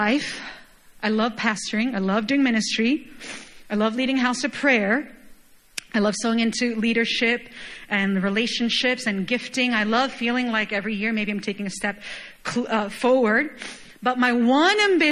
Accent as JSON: {"language": "English", "country": "Chile", "tie": "born or raised there", "moved": "yes", "said": "I was born and raised in Chile, for those of you guys who don't know, and it's a wine country"}